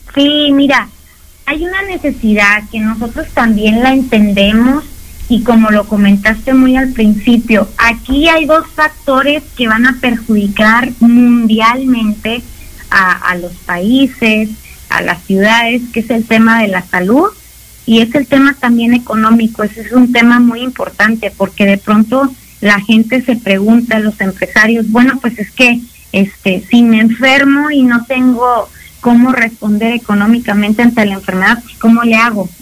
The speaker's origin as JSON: {"language": "Spanish", "town": "Hermosillo", "region": "Sonora", "country": "Mexico", "said": "somos el sonorense, el hermosiense por cultura, este, somos sociables, nos gusta la carnita asada"}